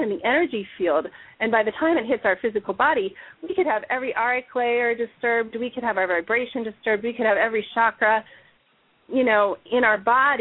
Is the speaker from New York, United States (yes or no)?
no; Chicago, Illinois, United States; I grew up in Chicago.